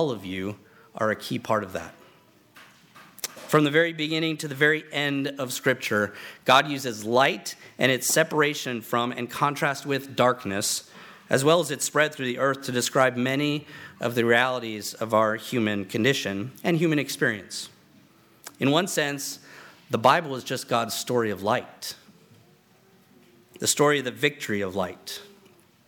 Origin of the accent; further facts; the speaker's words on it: Virginia, United States; moved away; I grew up back on the East Coast, and in Virginia, we had the Blue Ridge Mountains